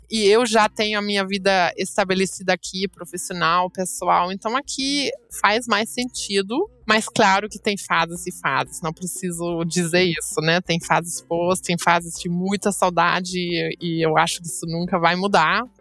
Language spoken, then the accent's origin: Portuguese; Cologne, North Rhine-Westphalia, Germany; born or raised there; Portuguese is a second language; moved away as an adult; now in Rio de Janeiro, Brazil